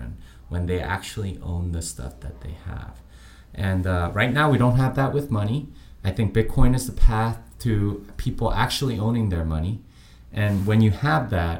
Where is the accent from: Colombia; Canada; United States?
United States; Texas; I am from Texas. I live in Austin.